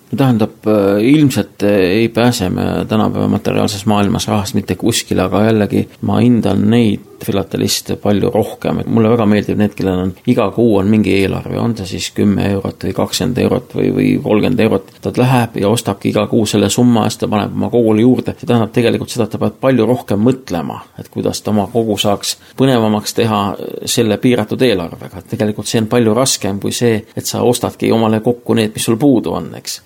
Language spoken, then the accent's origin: Estonian; Estonia; ma olen kogemata Eestist